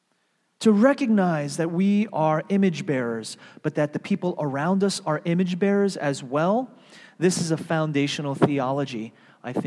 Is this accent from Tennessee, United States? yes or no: no; New York, United States; moved away as an adult; also born or lived in Seattle; I was from New York